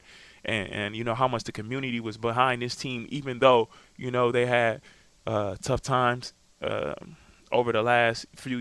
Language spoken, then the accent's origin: English; Wisconsin, United States; I'm from Wisconsin